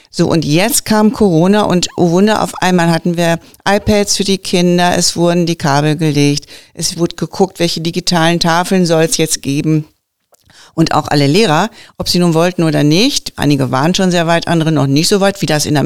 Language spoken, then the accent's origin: German; Witten, North Rhine-Westphalia, Germany; Nein, ich bin in Witten geboren, habe immer in Annen gelebt, aber ich habe Verwandtschaft, die dort lebt und wohnt